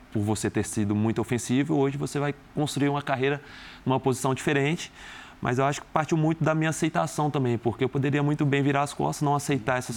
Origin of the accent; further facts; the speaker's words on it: Minas Gerais, Brazil; moved away as an adult; now in São Paulo, Brazil; como um bom mineiro